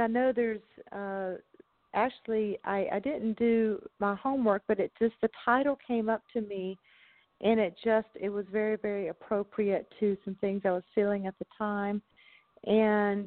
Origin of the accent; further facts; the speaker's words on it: the South, United States; I grew up in the South